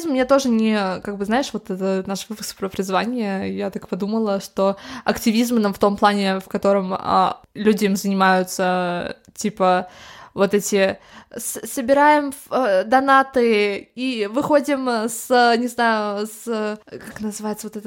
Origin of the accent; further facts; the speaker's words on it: Moscow, Russia; born there; Я в Москве родилась.